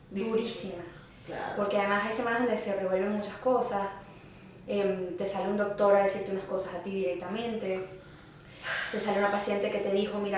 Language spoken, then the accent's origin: Spanish; Venezuela; ser venezolana y llegar a un lugar donde no te veas tan venezolana es como que será que soy suficientemente venezolana.